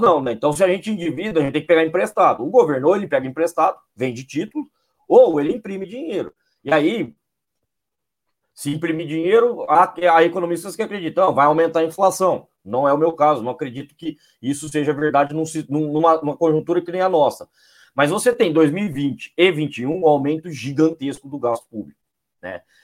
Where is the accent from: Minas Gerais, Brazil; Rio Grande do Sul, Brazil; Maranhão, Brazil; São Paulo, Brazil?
São Paulo, Brazil; interior of São Paulo state, Brazil; eu sou do interior daqui do estado de São Paulo